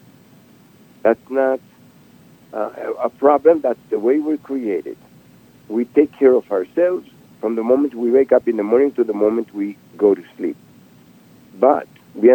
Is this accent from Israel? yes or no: yes; Israel; now in United States; I was born and raised in Israel